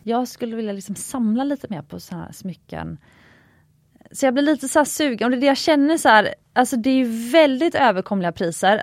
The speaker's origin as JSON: {"language": "Swedish", "town": "Gothenburg", "region": "Västra Götaland", "country": "Sweden", "moved": "yes", "said": "mitt göteborgska arv"}